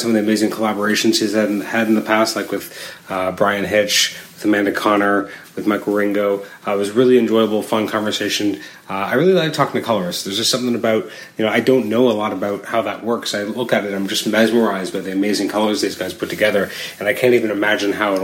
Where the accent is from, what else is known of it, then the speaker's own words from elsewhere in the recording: Canada; growing up in Canada